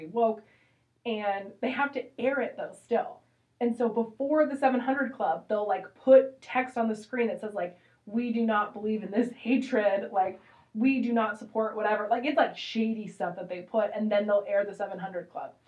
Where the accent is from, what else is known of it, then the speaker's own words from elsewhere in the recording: Washington, United States; also born or lived in California; We moved from California to Washington